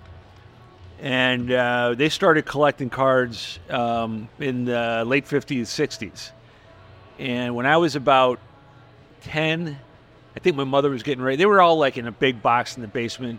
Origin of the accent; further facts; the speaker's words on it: Long Beach, California, United States; moved away; I was born in Long Beach